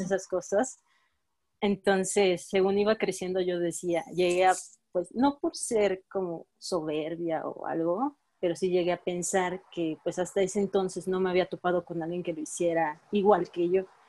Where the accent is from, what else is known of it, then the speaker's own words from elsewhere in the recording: Villahermosa, Tabasco, Mexico; moved away; yo soy de Villahermosa, Tabasco. sí, vengo muy